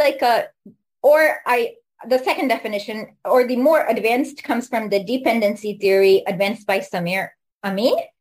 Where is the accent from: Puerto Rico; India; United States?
India; as an Indian